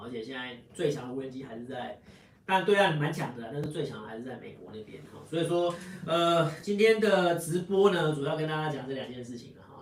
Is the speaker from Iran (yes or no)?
no; Taiwan; 我们台湾人最爱用的那个苹果手机